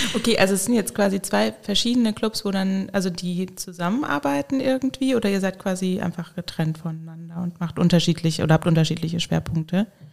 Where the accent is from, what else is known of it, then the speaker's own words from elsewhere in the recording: Hesse, Germany; moved away as an adult; now in Koblenz, Germany; Ich komme äh, ursprünglich aus Hessen